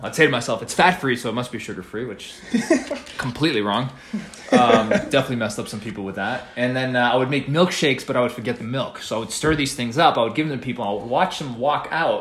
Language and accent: English; New York City, New York, United States; moved away; I'm from the East Coast. Grew up in New York City a little bit